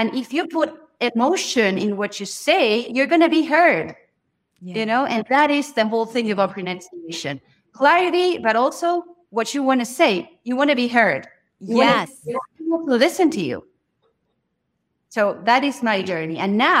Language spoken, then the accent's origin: English; Argentina; English is a second language; I'm a teacher. I'm from Argentina.